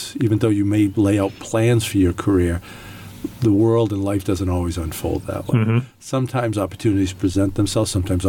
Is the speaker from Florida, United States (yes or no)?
no; Worcester, Massachusetts, United States; I'm born and raised in Worcester, so not too far away.